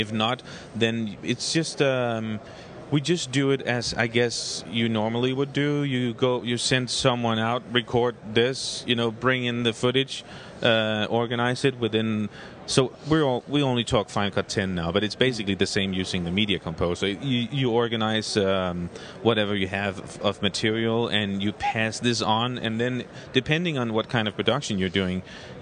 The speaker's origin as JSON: {"language": "English", "country": "Denmark", "said": "we're from Denmark"}